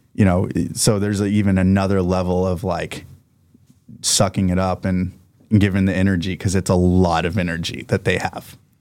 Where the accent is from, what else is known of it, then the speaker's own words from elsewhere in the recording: Oklahoma, United States; moved away as an adult; also born or lived in US Virgin Islands; I'm from Oklahoma